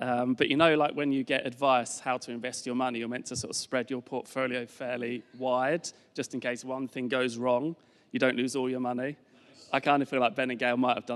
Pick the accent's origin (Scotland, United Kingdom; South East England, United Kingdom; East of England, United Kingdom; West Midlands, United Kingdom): East of England, United Kingdom; Essex; moved away as an adult; also born or lived in East London; now in Richmond, United Kingdom; So we are both originally from down south. I am from sort of, well, it depends who you ask, Essex/East London. I'd say Essex